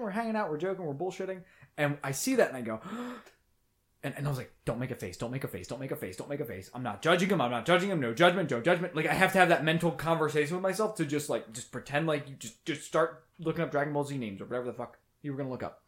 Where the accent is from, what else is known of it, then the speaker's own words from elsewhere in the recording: United States; I'm from America